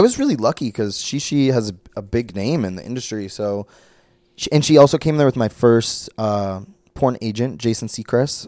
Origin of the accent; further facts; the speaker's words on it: Brainerd, Minnesota, United States; moved away; I was from, I'm from Brainerd, Minnesota.